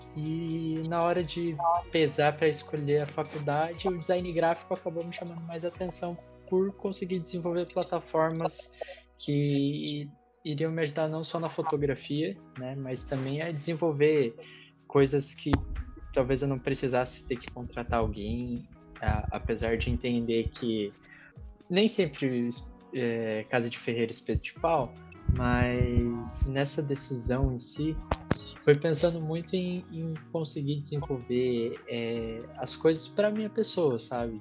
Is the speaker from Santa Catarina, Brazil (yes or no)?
yes; Santa Catarina, Brazil; now in Curitiba, Brazil; sou nascido em Curitiba, cresci em Santa Catarina, voltei a morar em Curitiba faz alguns anos